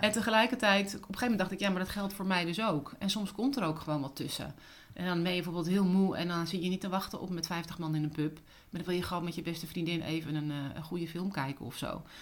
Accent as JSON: {"language": "Dutch", "region": "Utrecht", "country": "Netherlands", "also_born_or_lived": "Cape Town, South Africa / Sydney, Australia / Singapore / London, United Kingdom", "moved": "as an adult", "said": "ik kom uit Utrecht"}